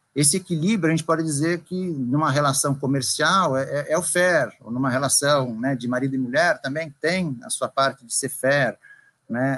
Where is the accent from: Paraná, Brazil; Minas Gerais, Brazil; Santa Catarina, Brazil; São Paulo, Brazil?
São Paulo, Brazil; moved away; also born or lived in Bahia; eu sou natural de São Paulo